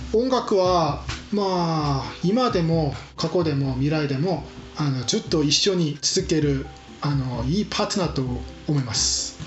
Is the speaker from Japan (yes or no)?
no; Seoul, South Korea; Japanese is a second language; moved away as an adult; also born or lived in Jeju Island, South Korea; now in Germany; 私はソウル出身